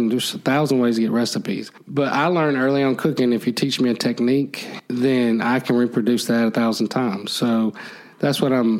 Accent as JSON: {"language": "English", "town": "Phenix City", "region": "Alabama", "country": "United States", "said": "I'm from Phoenix City."}